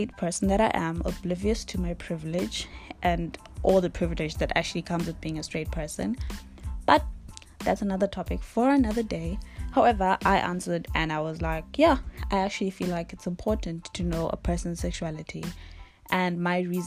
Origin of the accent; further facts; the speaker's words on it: Eswatini; I'm from Swaziland